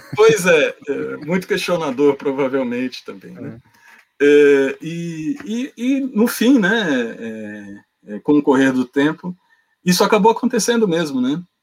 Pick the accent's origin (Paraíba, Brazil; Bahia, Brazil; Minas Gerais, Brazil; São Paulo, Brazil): São Paulo, Brazil; also born or lived in Rio de Janeiro; Eu nasci no Rio de Janeiro, né? Uhum, e, mas, fui, mas fui criado em São Paulo, então é, não esperem que eu não vou falar com chiado no S